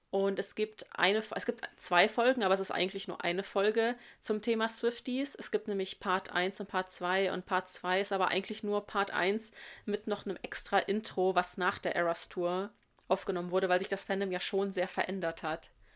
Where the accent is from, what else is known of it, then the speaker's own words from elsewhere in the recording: Germany; bei uns in Deutschland